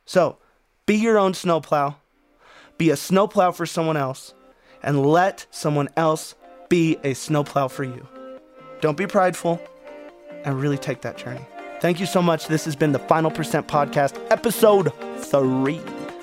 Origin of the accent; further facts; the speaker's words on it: Wyoming, United States; also born or lived in Arizona / Phoenix, Arizona; now in Colorado, United States; I grew up in Wyoming